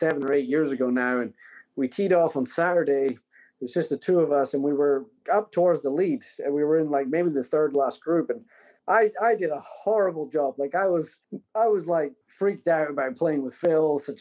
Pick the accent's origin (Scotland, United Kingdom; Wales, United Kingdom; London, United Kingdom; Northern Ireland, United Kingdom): Scotland, United Kingdom; my home country of Scotland